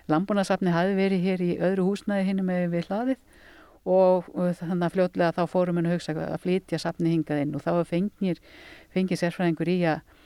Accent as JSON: {"language": "Icelandic", "area": "Hvanneyri area, Borgarfjörður", "region": "Western Region", "country": "Iceland", "tie": "born or raised there", "said": "ég er búndi á næsta bæ, Össu, er þar með smá fjárpústikap og fætt þar upp alinn"}